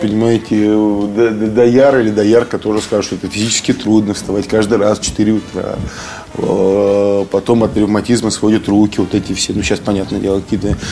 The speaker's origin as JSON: {"language": "Russian", "town": "Kemerovo", "region": "Kemerovo Oblast", "country": "Russia", "also_born_or_lived": "Saint Petersburg", "moved": "as an adult", "said": "возвращались домой в Кемерово"}